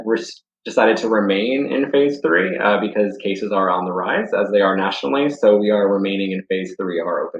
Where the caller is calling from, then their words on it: Charlotte, North Carolina, United States; I'm calling in from Charlotte, North Carolina.